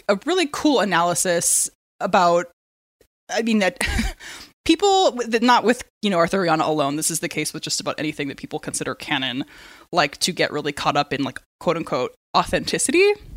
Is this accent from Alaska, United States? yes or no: no; San Diego, California, United States; I'm from San Diego, and it's the land of Comic-Con